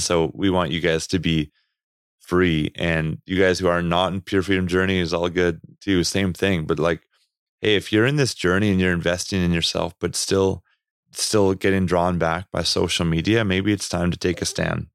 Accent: Canada; accent: Canadian; my Canadian accent

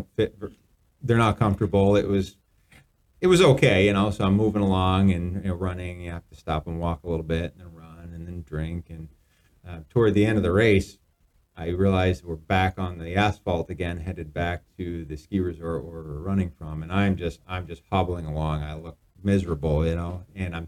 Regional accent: Vermont, United States; also born or lived in Maine; I'm from Vermont.

